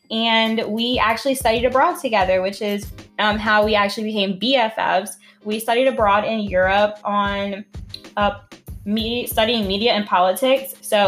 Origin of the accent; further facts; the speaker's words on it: New Orleans, Louisiana, United States; I am born and raised in New Orleans. I mean, I'm a Navy brat, so I did move around quite a bit